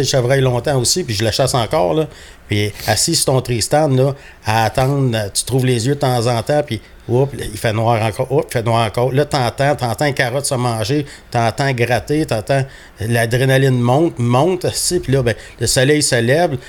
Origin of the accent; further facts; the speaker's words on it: south of Montreal, Quebec, Canada; also born or lived in Churchill Falls, Labrador, Canada; je suis arrivé, ça arrive sud de Montréal. ma famille vient principalement de Châteauguay